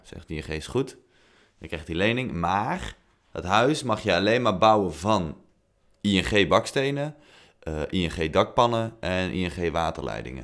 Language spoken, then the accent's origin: Dutch; Netherlands